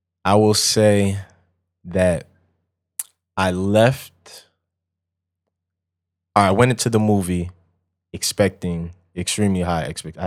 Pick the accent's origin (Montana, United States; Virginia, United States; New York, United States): New York, United States; Long Island; also born or lived in Connecticut / North Carolina / Texas; I was born in New York and then moved around different spots in New York and then moved to Connecticut, then moved to North Carolina, then Texas. So by the time I got back to Long Island, where I'm from